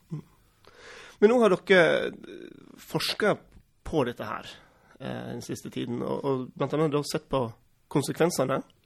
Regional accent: Western Norway, Vestland, Norway; moved away; Jeg vokste opp innerst i en fjord på Vestlandet på 80-tallet

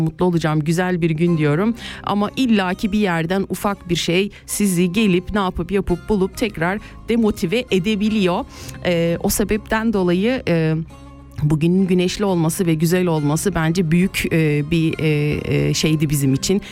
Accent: Kayseri Province, Turkey; now in Switzerland; memleketime Kayseri'ye

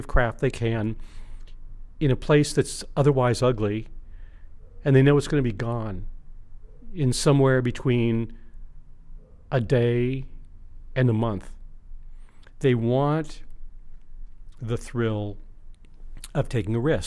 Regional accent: Los Angeles, California, United States; I grew up in San Fernando Valley

